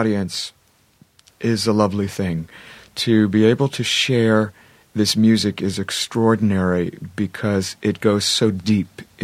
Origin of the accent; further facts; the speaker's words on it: Columbus, Ohio, United States; moved away as an adult; now in Los Angeles, United States; Columbus, Ohio, my hometown